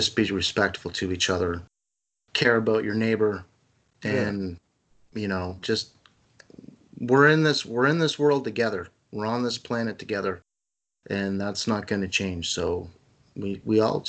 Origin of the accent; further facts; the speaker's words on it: Canada; as a Canadian